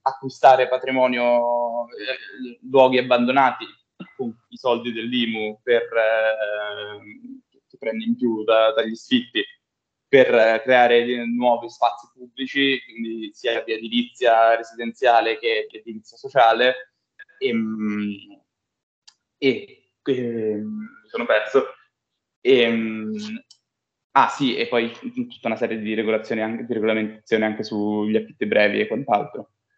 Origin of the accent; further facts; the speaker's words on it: Bologna, Emilia-Romagna, Italy; now in Milan, Italy; anch'io, tra l'altro, sono di Bologna, venuto a Milano